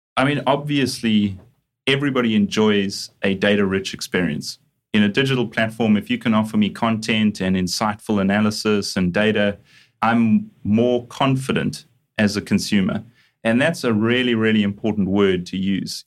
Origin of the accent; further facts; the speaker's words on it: Johannesburg, Gauteng, South Africa; moved away; also born or lived in Durban; I'm a South African originally. So, uh, grew up in Johannesburg, studied in Johannesburg